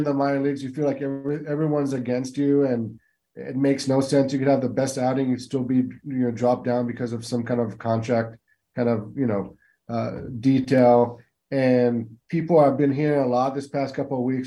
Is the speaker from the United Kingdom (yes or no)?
no; Israel; also born or lived in West Coast, United States; now in East Coast, United States; as an Israeli who was born and raised in Israel